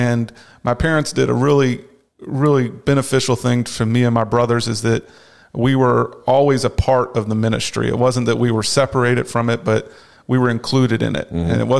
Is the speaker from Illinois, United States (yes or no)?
no; Dallas, Texas, United States; also born or lived in Arlington, United States; I was born in Arlington, Virginia. Then my parents were served in that Northern Virginia area, Washington, D.C. area for a few years. And then we moved to Dallas, Texas. Mm-hmm. Started school in Dallas area